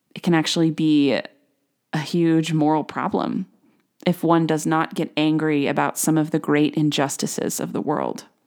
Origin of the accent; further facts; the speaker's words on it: United States; as an American